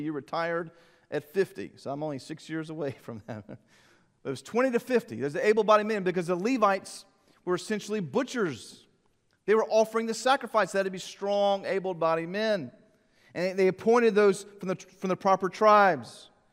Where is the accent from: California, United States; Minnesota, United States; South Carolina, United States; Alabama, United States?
South Carolina, United States; Columbia; Growing up in Columbia, the Gamecock games